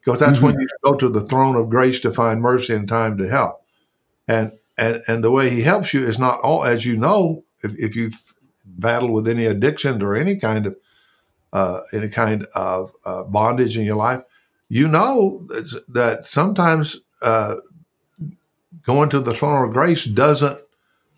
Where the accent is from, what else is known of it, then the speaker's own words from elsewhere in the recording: the South, United States; growing up in the South and going to a little church, and growing up on a farm/ranch